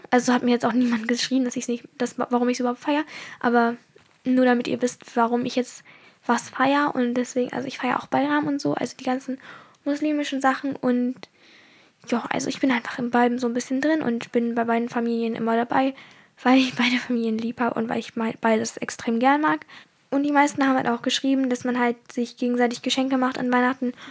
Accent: Germany; born there; Also ich bin in Deutschland geboren und deswegen bin ich auch immer in einer deutschen Kultur aufgewachsen.

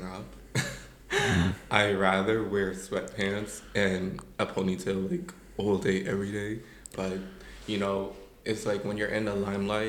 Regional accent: New York City, New York, United States; moved away as an adult; I'm from Brooklyn, New York

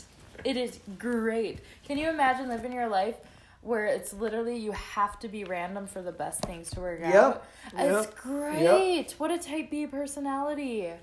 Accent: Minnesota, United States; as a Minnesotan, we only have a few months of humidity

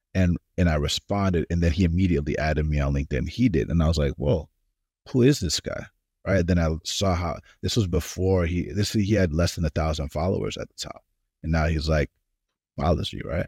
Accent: Atlanta, Georgia, United States; moved away as an adult; also born or lived in California; now in Silicon Valley, United States; I was born in California, grew up in Atlanta, Georgia.

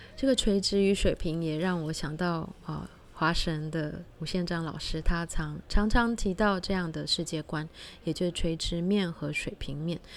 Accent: George Town, Penang, Malaysia; 我们的家乡是有就，呃，在马来西亚槟城

